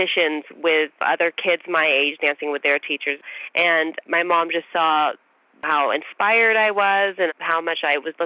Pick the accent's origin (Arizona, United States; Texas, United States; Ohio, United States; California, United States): California, United States; Bay Area; I was born in the Bay Area